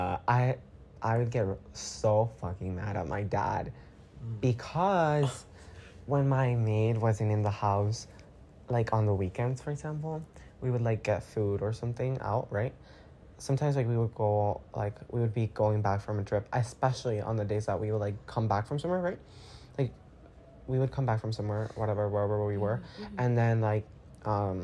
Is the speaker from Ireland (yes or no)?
no; Guatemala; I'm from Guatemala